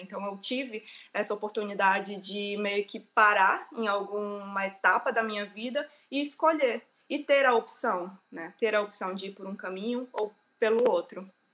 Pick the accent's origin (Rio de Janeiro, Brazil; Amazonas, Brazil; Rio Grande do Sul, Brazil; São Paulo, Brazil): Amazonas, Brazil; Manacapuru; moved away as an adult; also born or lived in Manaus; eu sou do Amazonas, na verdade, nasci em uma cidade que chama Manacapuru, e depois fui para Manaus fazer faculdade